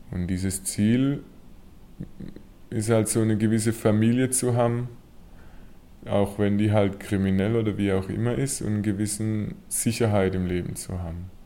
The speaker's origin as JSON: {"language": "German", "country": "Germany", "said": "Weil also für uns als Deutsche es unmöglich ist, auch in unserem gesellschaftlichen Status und wie wir aussehen"}